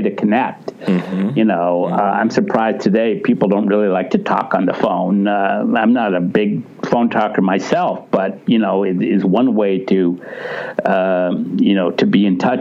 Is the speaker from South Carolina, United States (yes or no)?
no; Ohio, United States; moved away; I was from Ohio